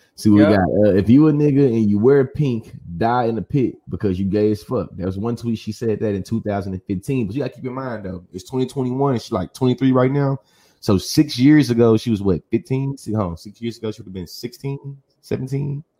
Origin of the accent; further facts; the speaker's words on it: College Station, Texas, United States; I'm from Bryan College Station, Texas